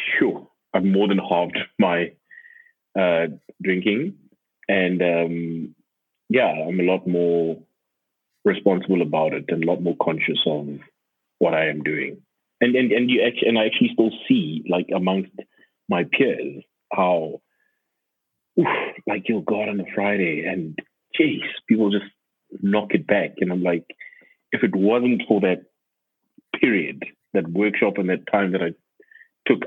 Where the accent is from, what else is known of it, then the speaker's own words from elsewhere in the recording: Johannesburg, Gauteng, South Africa; moved away as an adult; also born or lived in Cape Town; I moved back last year in January, and I'm from Joburg